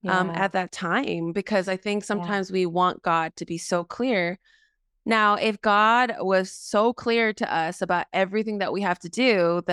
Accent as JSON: {"language": "English", "country": "South Korea", "tie": "born there", "also_born_or_lived": "Mexico", "said": "I was born in South Korea. I was saved in Mexico."}